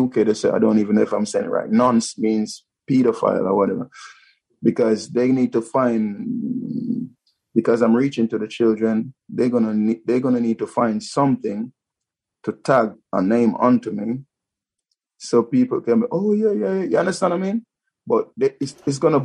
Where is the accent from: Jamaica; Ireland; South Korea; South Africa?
Jamaica; now in United Kingdom; I'm a black man and I'm from Jamaica